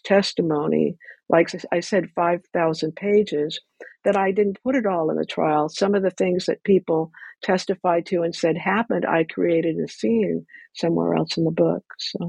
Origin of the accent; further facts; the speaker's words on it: Ventura, California, United States; I grew up in Ventura, and somebody had brought up that case